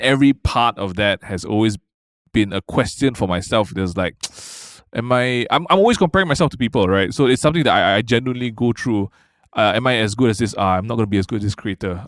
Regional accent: Malaysia

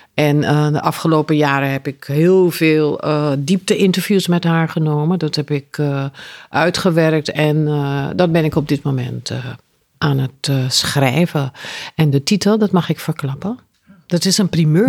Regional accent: Suriname; moved away; also born or lived in Aruba; Ik ben in Suriname geboren, maar ik heb jaren op Aruba gewoond

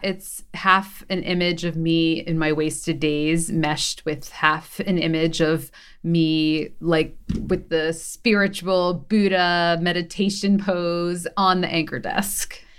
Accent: Philadelphia, Pennsylvania, United States; I'm from Philly, so I went on, um, Good Day Philly

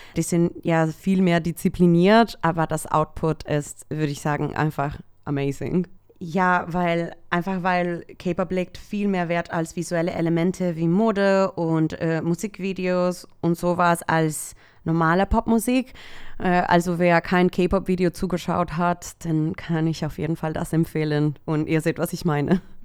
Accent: El Salvador; now in Germany; Ich komme ursprünglich aus El Salvador, aber ich wohne seit zehn Jahren hier in Deutschland

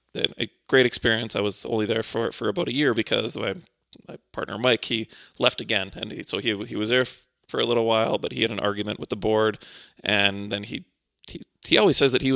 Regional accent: Winnipeg, Manitoba, Canada; also born or lived in Poland; And then we ended up in Winnipeg, and that's where I spent most of my growing up life.

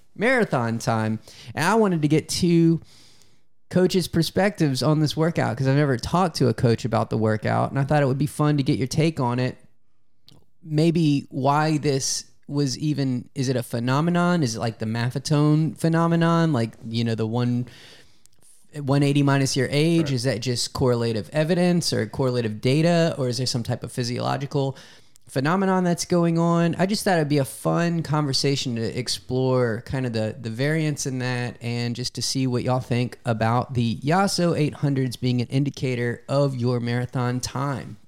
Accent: Louisiana, United States; I'm from Louisiana

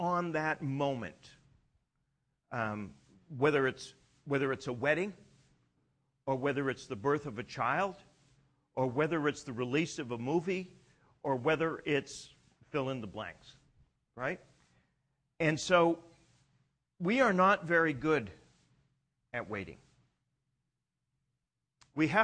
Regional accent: Canada; I'm Canadian.

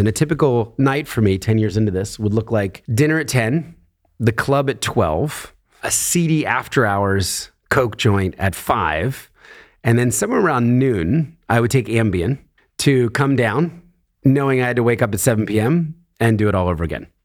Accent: Philadelphia, Pennsylvania, United States; born in Philadelphia, a very middle class family.

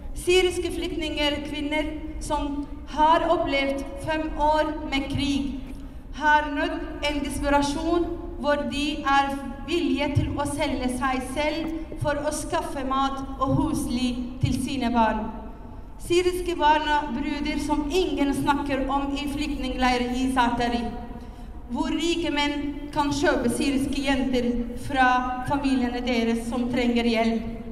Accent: Syria; now in Norway; jeg kommer fra Syria

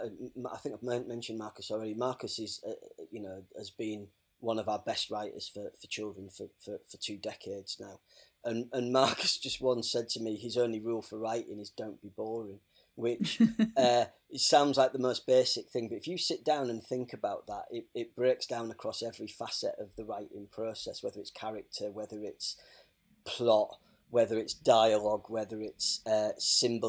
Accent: Hull, Yorkshire and the Humber, United Kingdom; I grew up in Hull

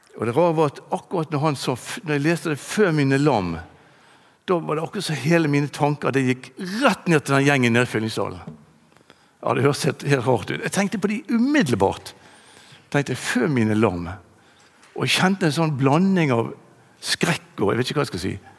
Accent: Bergen, Vestland, Norway; also born or lived in Bønes; Jeg vokste opp på Landås

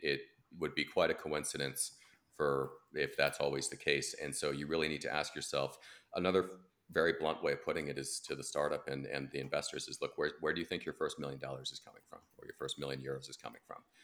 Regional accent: United States; as an American

